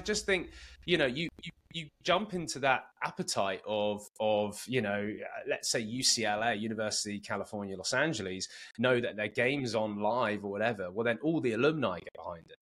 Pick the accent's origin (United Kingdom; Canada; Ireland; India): United Kingdom; Cambridge, East of England; moved away as an adult; also born or lived in Bedford / San Diego County; now in San Diego, United States; I was born and raised in Cambridge and, and went to Cambridge Rugby Club